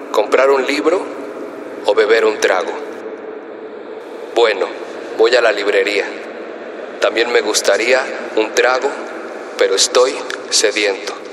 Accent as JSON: {"language": "Spanish", "region": "Mexico City", "country": "Mexico", "tie": "born there", "said": "tengo 25 años, nací en Ciudad de México, soy autodidacta, soy poeta, MC y narrador"}